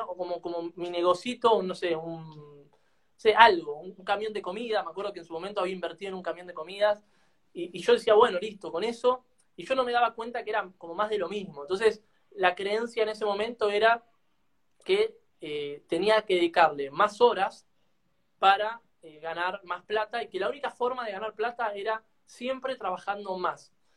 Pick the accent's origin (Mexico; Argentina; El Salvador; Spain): Argentina; nosotros acá en Argentina